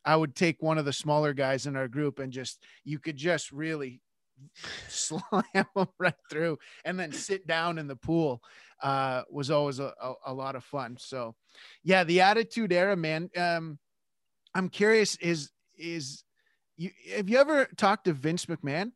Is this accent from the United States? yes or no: no; Canada; I'm Canadian